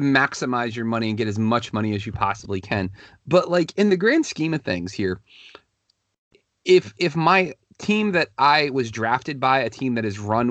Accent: Washington, District of Columbia, United States; I get drafted by the Nats, I get to play for my hometown team. I'm going to want to stay there because my family is from here

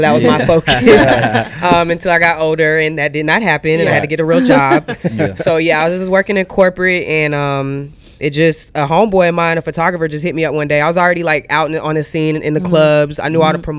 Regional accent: Atlanta, Georgia, United States; also born or lived in Texas; But I've been raised Texas and Atlanta all my life because my family's military.

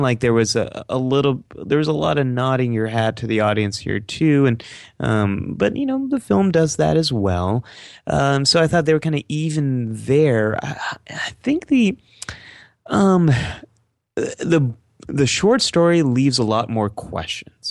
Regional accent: San Francisco Bay Area, California, United States; I grew up in the San Francisco Bay

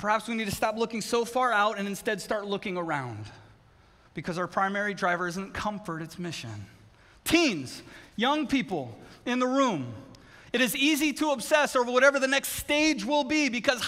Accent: Southern California, United States; now in Connecticut, United States; I grew up in Southern California

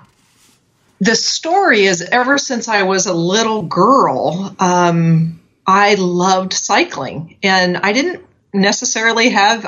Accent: Southern California, United States; I grew up in Southern California

